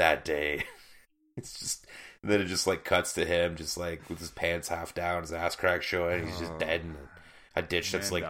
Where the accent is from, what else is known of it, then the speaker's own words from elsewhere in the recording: Ontario, Canada; that we had to us growing up in Ontario.